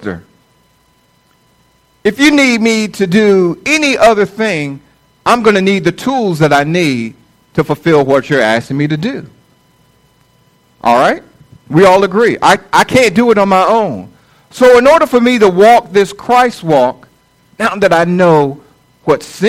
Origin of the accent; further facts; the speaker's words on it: Norfolk, Virginia, United States; I was born and raised in Norfolk, Virginia